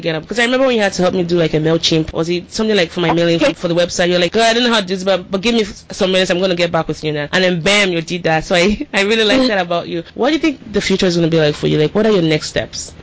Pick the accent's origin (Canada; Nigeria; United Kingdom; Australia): Nigeria; now in United States; growing up in Nigeria